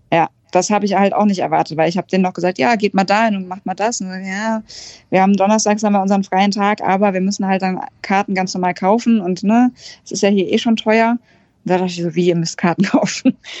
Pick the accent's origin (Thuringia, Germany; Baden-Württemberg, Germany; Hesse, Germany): Hesse, Germany; near Frankfurt; ich komme aus der Nähe von Frankfurt